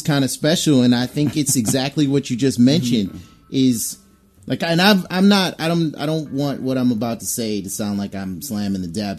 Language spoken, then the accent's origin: English; Flint, Michigan, United States; I grew up in Flint, Michigan.